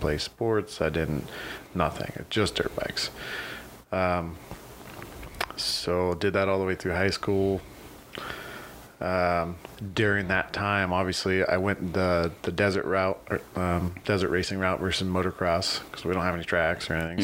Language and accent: English; Needles, California, United States; also born or lived in Lake Havasu City, Arizona; I was born here in Havasu. Um, but I was raised in Needles